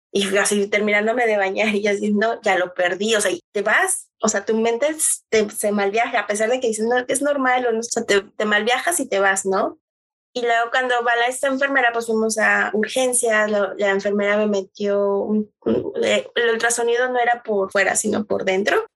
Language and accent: Spanish; Tlaxcala, Mexico; moved away as an adult; also born or lived in Mexico City; mexicana, va nacida en la Ciudad de México, CDMX. Eh, pero viví toda mi infancia fue en el estado de Tlaxcala